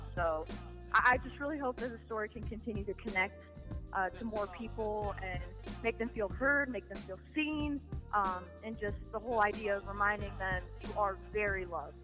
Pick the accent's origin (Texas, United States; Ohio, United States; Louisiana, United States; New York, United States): Ohio, United States; Canton; I'm from Canton, Ohio